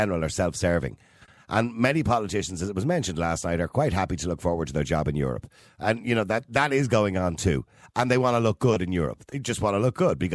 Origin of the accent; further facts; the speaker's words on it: Ireland; as an Irish citizen